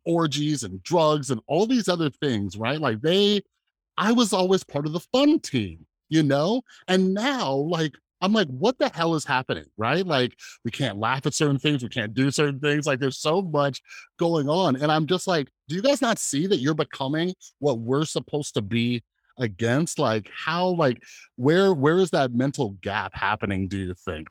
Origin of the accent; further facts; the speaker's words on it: Las Vegas, Nevada, United States; I grew up here in Las Vegas around a ton of Mormons